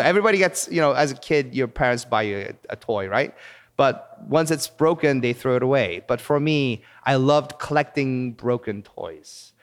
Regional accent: Seoul, South Korea; moved away as an adult; also born or lived in Palos Verdes, California, United States / Madison, Wisconsin, United States / Virginia, United States; now in Los Angeles, United States; when I was three years old, our family moved to Seoul, South Korea, and I actually grew up in Korea.

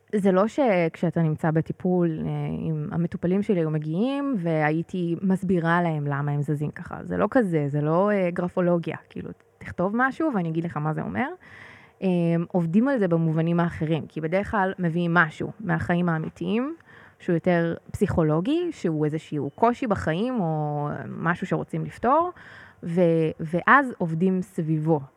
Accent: Northern District, Israel; now in Pardes Hanna-Karkur, Israel; אני גדלתי במושב בצפון

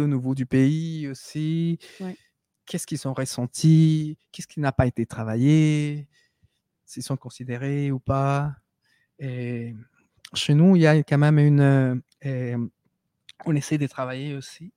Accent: Peru; French is a second language; now in Quebec, Canada; nous on se considère des Péruviens

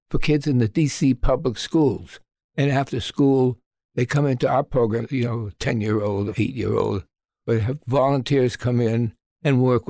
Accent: Boston, Massachusetts, United States; moved away as an adult; now in Washington, D.C., United States; I was originally from Boston, Massachusetts.

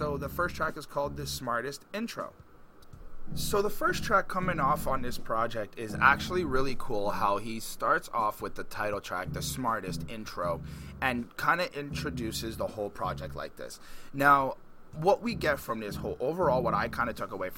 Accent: Montreal, Quebec, Canada; I'm from Montreal, Quebec

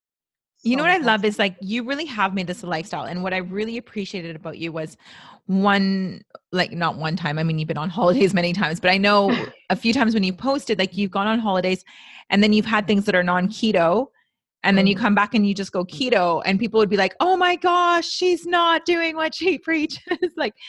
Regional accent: Canada; I'm so Canadian.

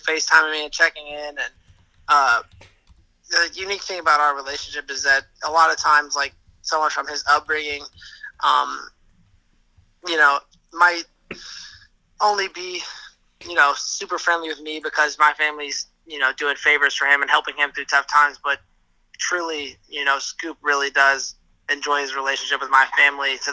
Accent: Tampa, Florida, United States; moved away as an adult; now in New York, United States; My hometown is Tampa, Florida

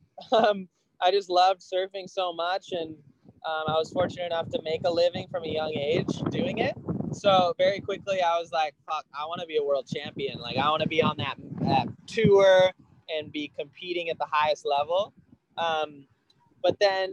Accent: Kauai, Hawaii, United States; I grew up on Kauai

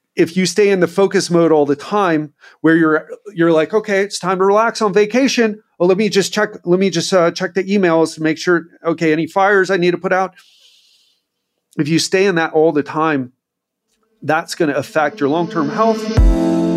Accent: United States; moved away as an adult; now in Brazil; I love being American, and I'm so grateful that I grew up there because my mindset is very much American

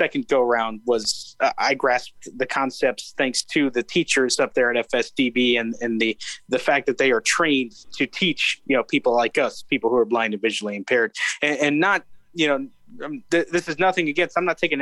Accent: Avon Park, Florida, United States; also born or lived in Winter Haven, Florida; I was born in Winter Haven in 1998 at a hospital up there. And then spent most of my life in Avon Park, Florida, in Highlands County

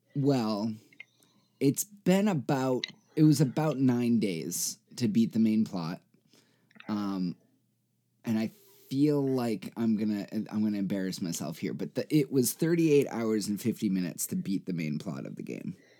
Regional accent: United States; I am American. Uh, I was born here

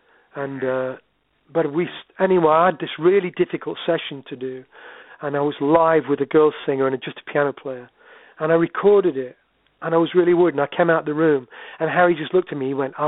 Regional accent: Sherwood Forest, East Midlands, United Kingdom; now in Yorkshire, United Kingdom; I live in Yorkshire. I'm running you 20 miles from where I was born. I was born in Sherwood Forest and never moved away, really.

